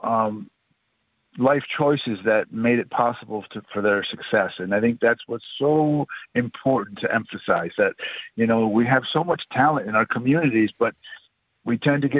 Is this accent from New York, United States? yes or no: yes; Onondaga Nation, New York, United States; I grew up on Onondaga Nation.